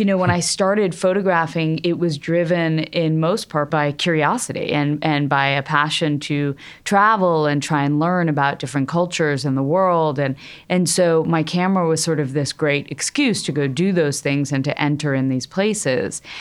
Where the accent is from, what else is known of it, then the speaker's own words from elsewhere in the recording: Connecticut, United States; I grew up in Connecticut in a middle class family